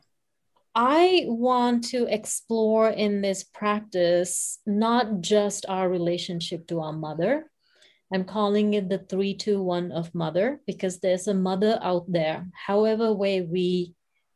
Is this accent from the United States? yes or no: no; Sri Lanka; I come from Sri Lanka, so I come from a different culture to some degree